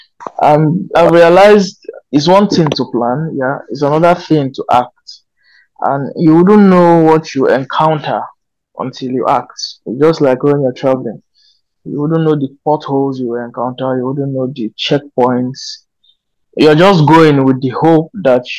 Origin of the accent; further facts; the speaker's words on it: Kogi, Nigeria; also born or lived in Minna, Niger State; now in Abuja, Nigeria; I come from Kogi State, currently based in Abuja.